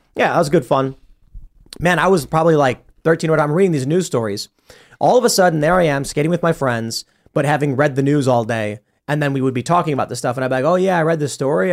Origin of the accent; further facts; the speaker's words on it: Chicago, Illinois, United States; also born or lived in Florida; now in West Virginia, United States; I grew up in Chicago